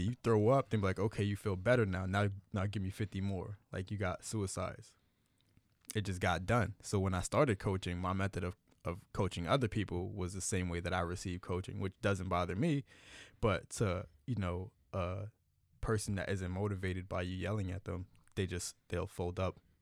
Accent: Miami, Florida, United States; I grew up in Miami

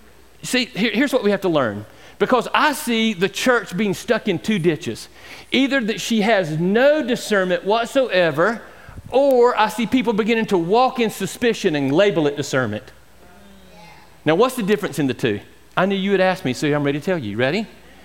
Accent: Georgia, United States; And I'm a Georgian. I grew up in Georgia.

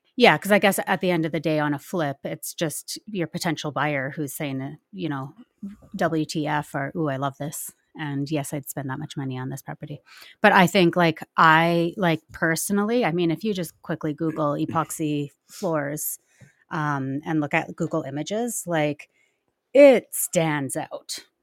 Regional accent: Nelson, British Columbia, Canada; I'm, I'm from Nelson, well, just outside of Nelson, B C

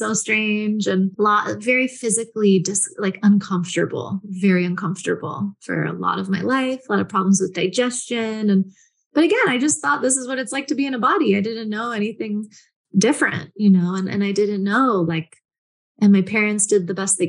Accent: San Francisco, California, United States; I grew up in San Francisco

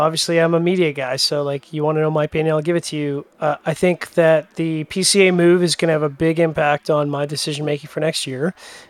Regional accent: Canada; I'm Canadian

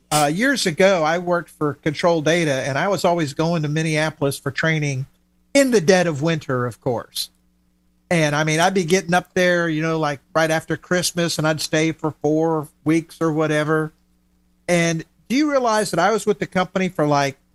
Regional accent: Miami, Florida, United States; You know, when I grew up in Miami, I had a little lawnmower business, and I'd be mowing lawns every three days or four days.

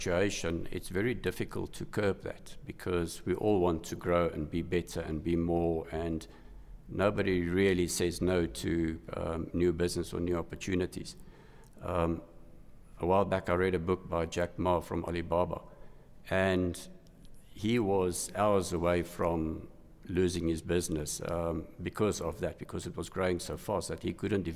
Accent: Johannesburg, Gauteng, South Africa; I was born in Johannesburg. I studied at what was known as RAU at the time, University of Johannesburg

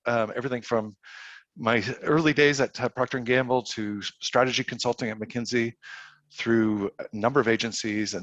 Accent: Toronto, Ontario, Canada; accent: Canadian; moved away as an adult; now in United States; I grew up in Toronto

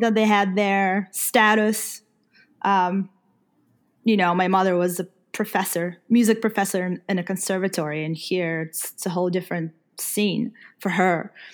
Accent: Ukraine; moved away; I'm from Ukraine

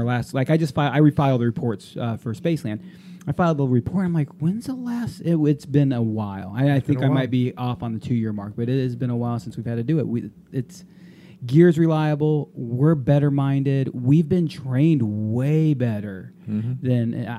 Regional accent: Texas, United States; we're from Texas, and I say y'all a lot.

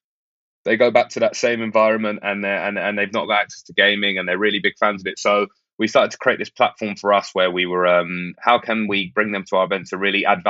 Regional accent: London, United Kingdom; Peckham, where I grew up in Southeast London.

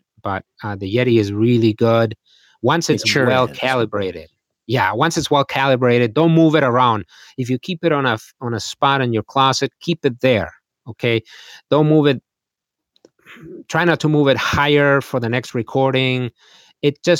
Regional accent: Madrid, Community of Madrid, Spain; moved away as an adult; now in Green Bay, United States; I am from Madrid, Spain, and I grew up there

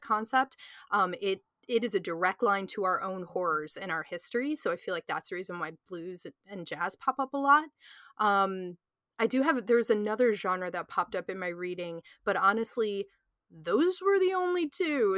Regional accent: United States; I'm from the United States

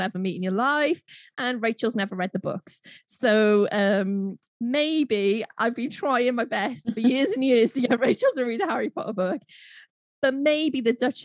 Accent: Welsh, Wales, United Kingdom; I'm a Welsh girl

